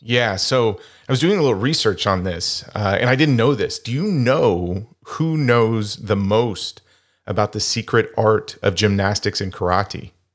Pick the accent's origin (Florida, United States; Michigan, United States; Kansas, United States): Kansas, United States; Wichita; my hometown of Wichita, Kansas